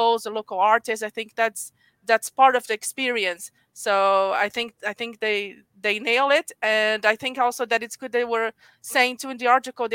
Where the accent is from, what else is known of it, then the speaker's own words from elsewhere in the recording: Rio de Janeiro, Brazil; I'm from Rio.